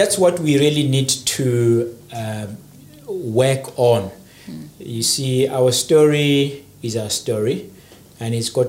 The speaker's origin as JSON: {"language": "English", "country": "South Africa", "said": "I come from South Africa."}